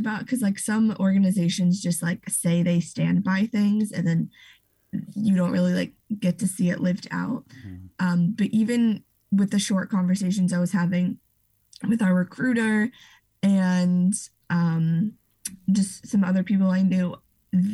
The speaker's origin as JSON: {"language": "English", "region": "Ohio", "country": "United States", "moved": "as an adult", "lives_now": "Chicago, United States", "said": "I am originally from Ohio"}